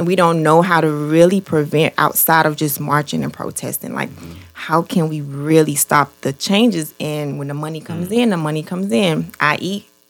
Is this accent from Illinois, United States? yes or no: no; Miami, Florida, United States; I grew up in Liberty City.